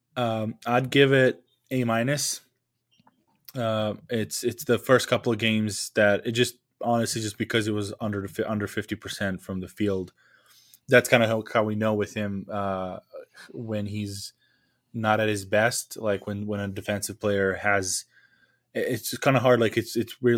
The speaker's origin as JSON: {"language": "English", "country": "Serbia", "second_language": "English", "moved": "yes", "lives_now": "Lincoln, United States"}